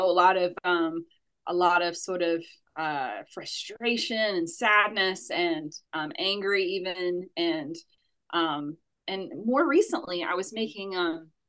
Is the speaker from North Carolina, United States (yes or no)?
yes; Asheville, North Carolina, United States; also born or lived in New York City / United Kingdom; I'm from Asheville, North Carolina, as you said. I grew up here